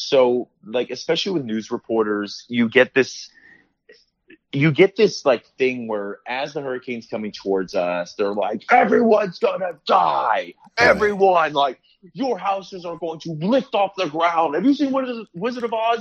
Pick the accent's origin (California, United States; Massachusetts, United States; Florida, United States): Florida, United States; South; I was actually born and raised in South Florida